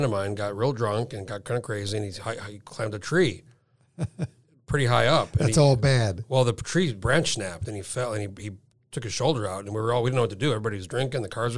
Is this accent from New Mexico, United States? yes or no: yes; Rio Rancho, New Mexico, United States; So I'm from Rio Rancho, if you know. You don't drive through that, but you'd see the turnoff.